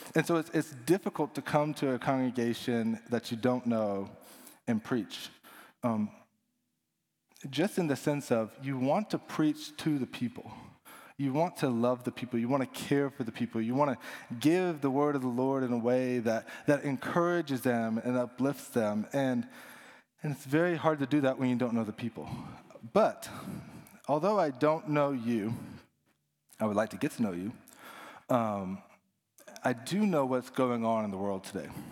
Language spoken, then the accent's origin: English; Dallas, Texas, United States; now in Houston, United States; I'm from Dallas